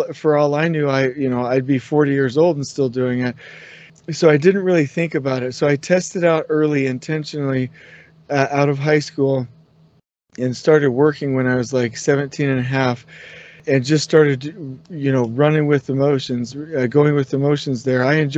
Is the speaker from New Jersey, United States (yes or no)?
no; California, United States; grew up in Southern California, so I relate to that.